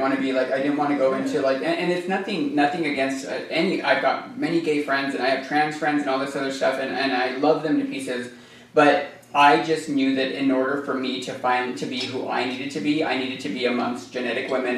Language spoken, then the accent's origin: English; Silver City, New Mexico, United States; moved away; also born or lived in Arizona; I was born in Silver City, New Mexico. Um, I grew up in a mining community